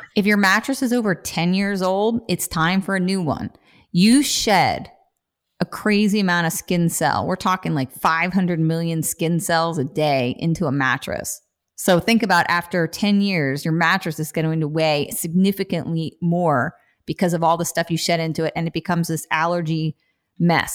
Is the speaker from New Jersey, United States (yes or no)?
yes; New Jersey, United States; I'm from Jersey